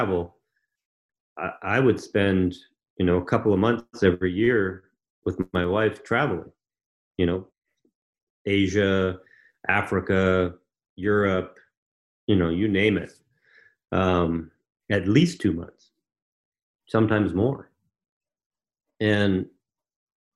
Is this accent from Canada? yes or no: yes; Canada; also born or lived in Ontario; so I'm from Canada